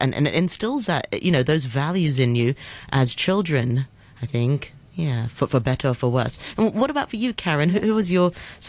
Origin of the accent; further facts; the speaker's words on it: Hong Kong; we grew up in Hong Kong.